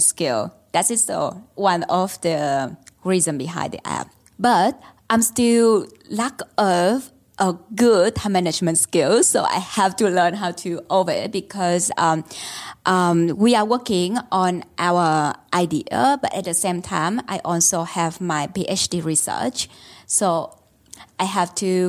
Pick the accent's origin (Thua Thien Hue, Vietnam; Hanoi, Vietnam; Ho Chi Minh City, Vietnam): Ho Chi Minh City, Vietnam; moved away as an adult; now in Melbourne, Australia; I grew up in Ho Chi Minh City, Vietnam